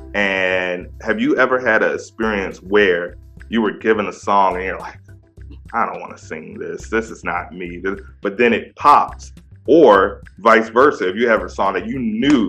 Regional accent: DMV area, United States; I'm from the DMV area. So I grew up on Drew Hill.

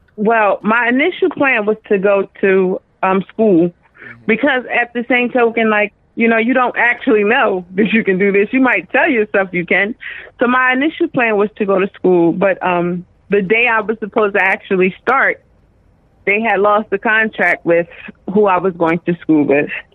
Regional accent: Dover, Delaware, United States; I'm from Dover, Delaware.

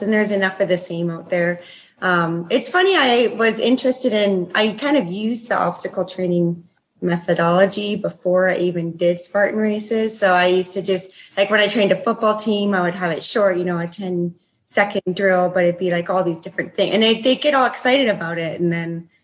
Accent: Canada; now in Bend, United States; I am a Canadian originally. I live in Bend, Oregon.

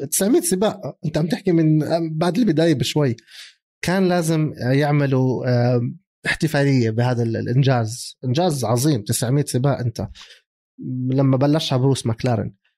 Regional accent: Jordan; احنا عندنا بالاردن

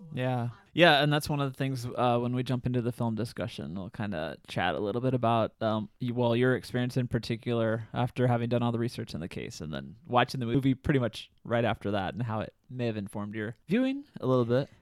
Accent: Southern Illinois, United States; growing up in Southern Illinois.

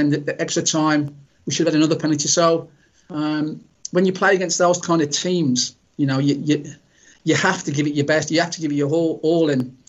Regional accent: Walsall, West Midlands, United Kingdom; born or raised there

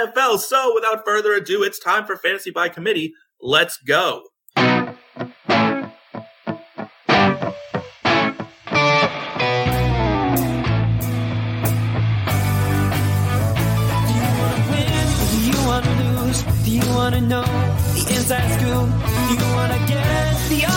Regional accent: Boston, Massachusetts, United States; I am from Boston

